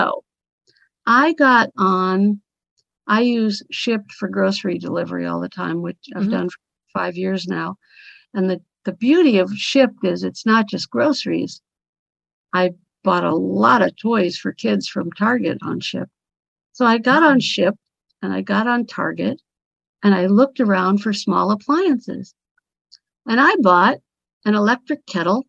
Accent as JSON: {"language": "English", "town": "Cincinnati", "region": "Ohio", "country": "United States", "also_born_or_lived": "St. Petersburg, Florida", "said": "I'm currently in St. Petersburg, Florida, where I have a condo, and I'm from Cincinnati, Ohio"}